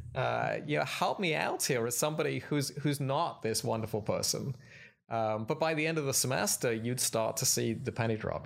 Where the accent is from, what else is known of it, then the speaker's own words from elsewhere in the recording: United Kingdom; moved away as an adult; also born or lived in Philadelphia, United States / Cambridge, England / Oxford, England; now in Glenside, United States; I'm, uh, from Britain